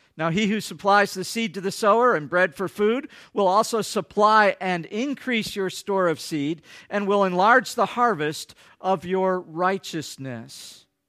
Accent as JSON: {"language": "English", "region": "Michigan", "country": "United States", "moved": "yes", "said": "I come from Michigan"}